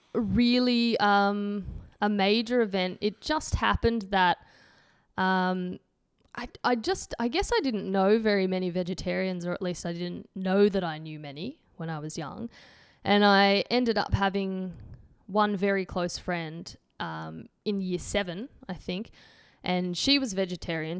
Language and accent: English; Antwerp, Flanders, Belgium; accent: Antwerp; my Antwerp accents